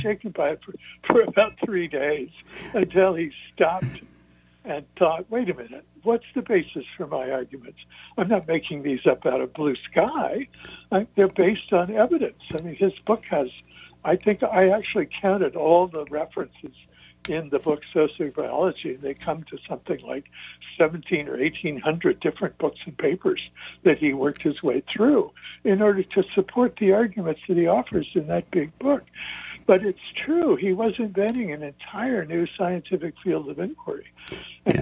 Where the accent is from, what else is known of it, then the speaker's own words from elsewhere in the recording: Kansas City, Missouri, United States; moved away as an adult; I moved back to my hometown of Kansas City, Missouri.